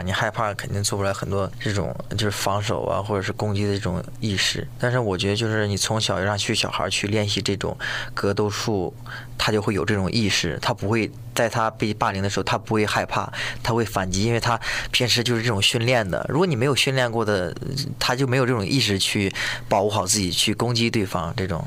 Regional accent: China; now in United States; 我小时候在国内比赛嘛

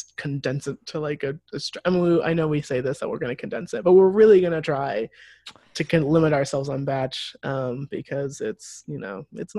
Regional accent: Midwest, United States; We are from the Midwest, we are easily scandalized.

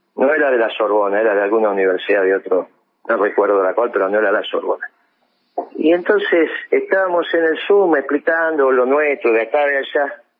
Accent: Argentina; un pueblo extraordinario como el, argentino

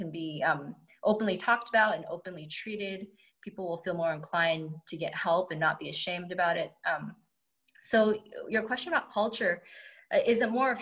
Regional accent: United States; I'm Chinese American

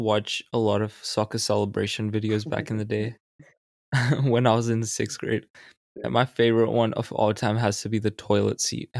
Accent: Australia; I'm an Australian national.

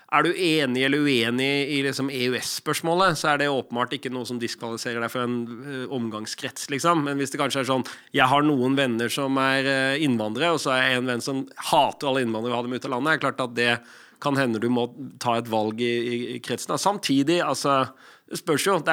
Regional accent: Lofthus, Vestland, Norway; accent: Odda/Hardanger dialect; also born or lived in Odda; Det er dialekt. Jeg ble født i Odda. Og så vokste jeg opp litt utafor der i Hardanger, i Lofthus.

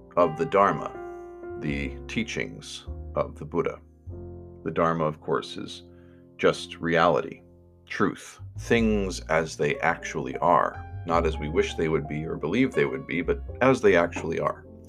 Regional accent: Finger Lakes, upstate New York, United States; now in St. Paul, United States; I grew up in New York, um, there were lots of lakes, and lake country in upstate New York

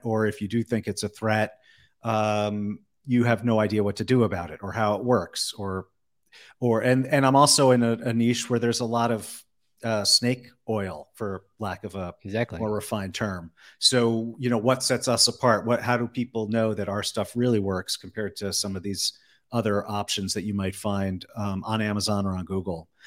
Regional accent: East Coast, United States; moved away as an adult; now in Las Vegas, United States; I'm originally from the East Coast, then spent a long time living on the West Coast, and then uh, ended up in Vegas

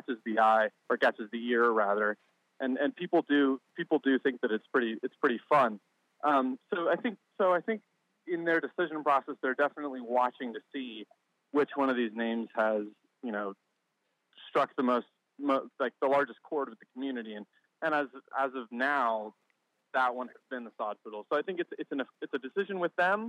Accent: Colorado, United States; I grew up in Colorado, where there are prairie dogs all over the place

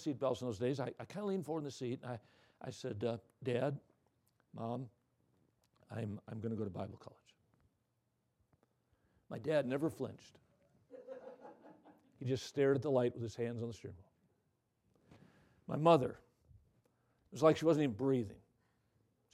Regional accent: Watertown, Wisconsin, United States; Watertown, my hometown

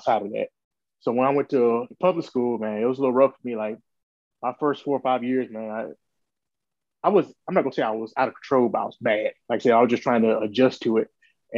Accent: Augusta, Georgia, United States; I'm from Augusta, Georgia, which is maybe 2 hours away from Atlanta, right there on the border of South Carolina. Grew up with my family.

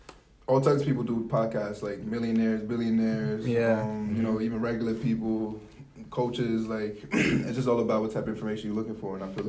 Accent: New York City, New York, United States; So you know what it is. I'm from Harlem, home of the hustle, east side, 123rd, 2nd Ave.

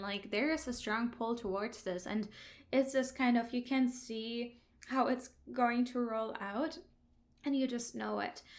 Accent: Hamburg, Germany; moved away as an adult; now in Vancouver Island, Canada; I'm originally from Germany, Hamburg, that's northern Germany.

